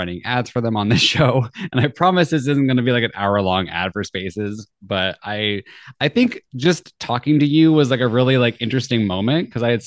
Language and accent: English; Southern California, United States; I grew up in Southern California